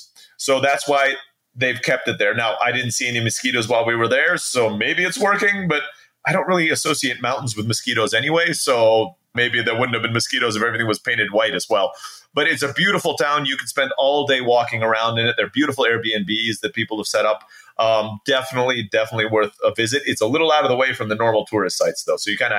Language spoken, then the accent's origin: English; Philippines; born there; So I was born in the Philippines. My dad was a U.S. Peace Corps volunteer.